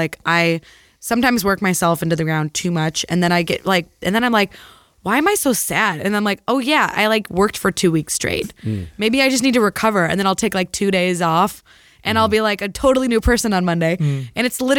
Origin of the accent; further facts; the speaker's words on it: Peoria, Illinois, United States; also born or lived in San Francisco Bay Area; now in San Francisco, United States; From Illinois, Peoria, Illinois.